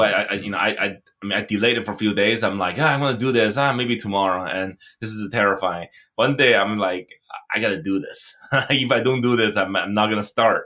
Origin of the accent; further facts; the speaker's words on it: China; moved away; I grew up in China.